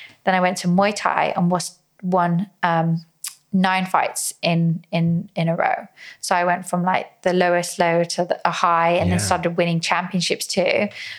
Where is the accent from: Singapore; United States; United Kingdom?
United Kingdom; England; also born or lived in Philippines; And then as a Filipino, I'm half Filipino, I'm Filipino. I was born in the Philippines, raised in England.